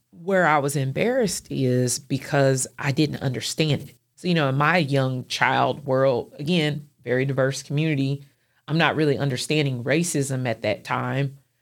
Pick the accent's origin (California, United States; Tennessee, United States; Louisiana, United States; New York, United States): Tennessee, United States; Clarksville; moved away as an adult; also born or lived in Nashville, Tennessee; now in Chattanooga, United States; growing up in Clarksville and going to college there